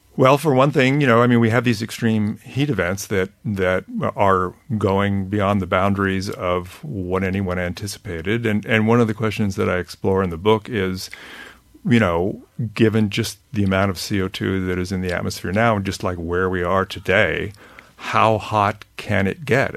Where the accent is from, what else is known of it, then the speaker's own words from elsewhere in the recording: California, United States; I grew up in California